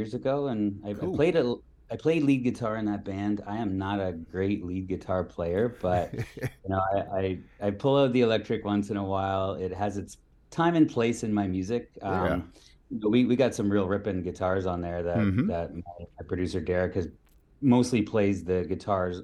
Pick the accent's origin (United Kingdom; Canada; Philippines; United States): Canada; St. Thomas, Ontario; moved away as an adult; also born or lived in Manitoulin Island; now in Toronto, Canada; I grew up in a small town called St. Thomas, Ontario.